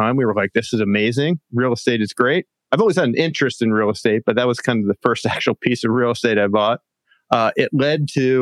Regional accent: Pennsylvania, United States; moved away as an adult; also born or lived in San Diego, California; now in Del Mar, United States; I'm from Pennsylvania originally. That's where I grew up, went to college out there.

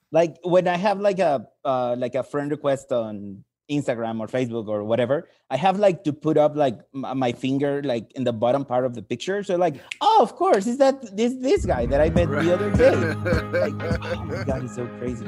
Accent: Mexico; I'm from Mexico.

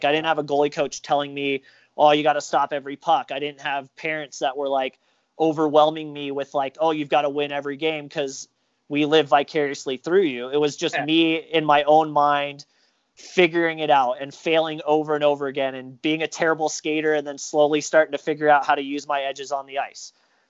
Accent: Colorado, United States; now in Minnesota, United States; I was some dude from Colorado that had been studying goalies for X number of years, and now I'm living in Minnesota.

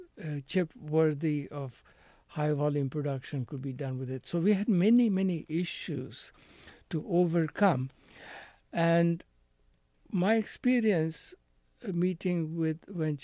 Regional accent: India; I think, yes, they may have had doubts about my ability to run a company, you know, as an Indian.

